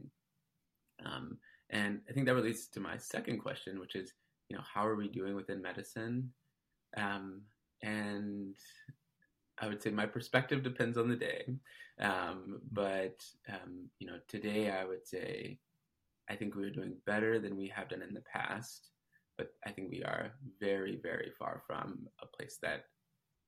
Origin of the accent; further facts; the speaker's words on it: Detroit, Michigan, United States; also born or lived in San Francisco, California / Massachusetts; now in Seattle, United States; I'm originally from Detroit, Michigan.